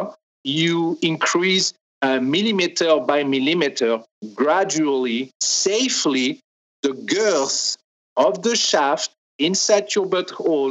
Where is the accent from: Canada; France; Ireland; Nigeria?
France; accent: French; English is a second language; now in Los Angeles, United States; I am French.